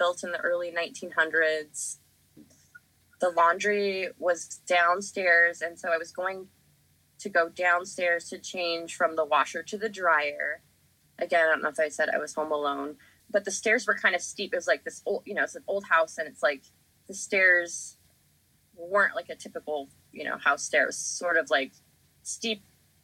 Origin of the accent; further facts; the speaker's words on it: Denver, Colorado, United States; We grew up in Denver